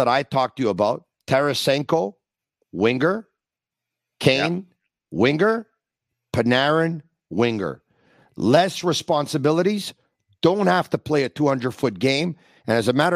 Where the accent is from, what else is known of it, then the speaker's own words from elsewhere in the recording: Quebec, Canada; we're very passionate people, us Quebecers